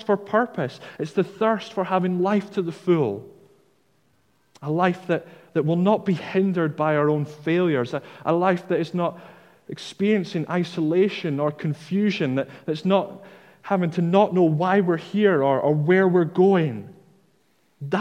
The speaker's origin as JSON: {"language": "English", "town": "Dundee", "region": "Scotland", "country": "United Kingdom", "said": "I'm from Dundee, and I have a tendency to drop my T's in the middle of words"}